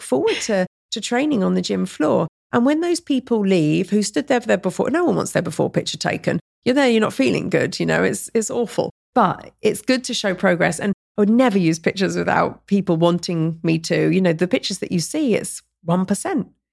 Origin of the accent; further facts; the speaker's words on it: Surrey, South East England, United Kingdom; moved away as an adult; also born or lived in London; now in Dubai, United Arab Emirates; London's my home, and I grew up in Surrey